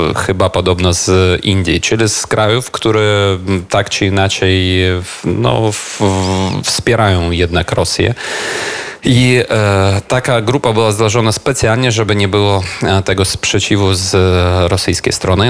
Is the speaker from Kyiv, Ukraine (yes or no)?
yes; Kyiv, Ukraine; Polish is a second language; Jestem w rodzinnym Kijowie